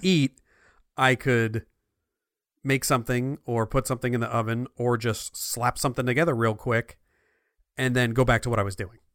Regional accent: New Jersey, United States; moved away; I'm from New Jersey

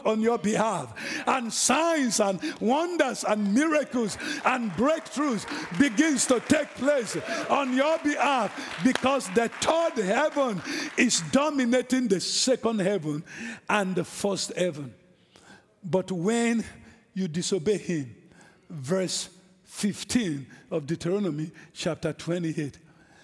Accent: Nigeria; moved away; I'm an African. I'm from Nigeria

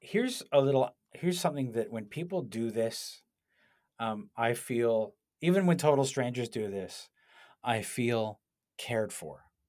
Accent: Canada; I was from Canada

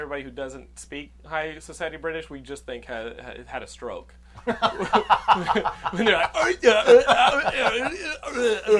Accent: Texas, United States; You gotta remember, I'm a Texan, so sometimes I just blur through. I just fly through words.

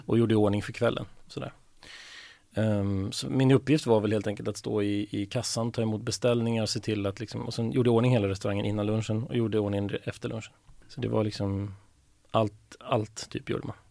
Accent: Stigtomta, Södermanland, Sweden; moved away; Jag är uppvuxen i en liten, litet samhälle som heter Stigtomta som ligger en och en halv mil utanför Nyköping.

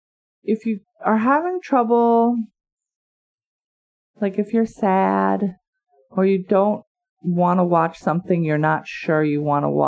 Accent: United States; I am an American.

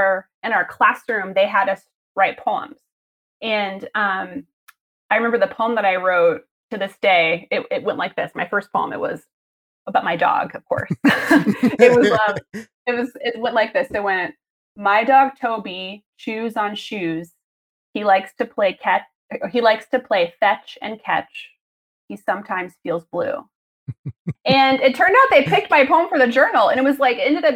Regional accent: Missouri, United States; moved away as an adult; now in Portland, United States; that's where I grew up and that's where I was a kid

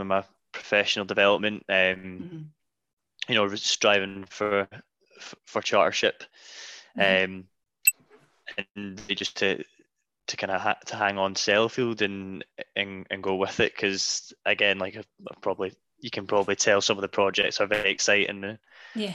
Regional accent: just outside of Glasgow, Scotland, United Kingdom; moved away as an adult; also born or lived in Edinburgh; now in West Cumbria, United Kingdom; I was brought up just outside of Glasgow, lived in Edinburgh for 5 years, so I was very much a city boy.

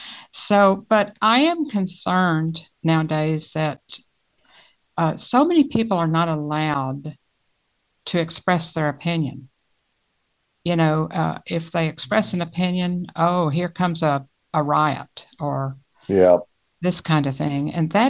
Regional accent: the South, United States; I am a Southerner

